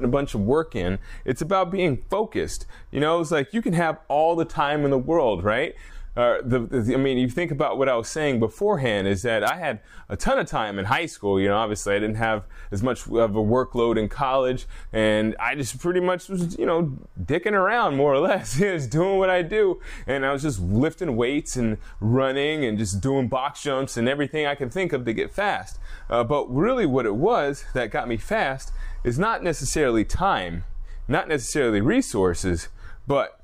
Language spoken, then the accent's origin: English; Alaska, United States; I'm a guy from Alaska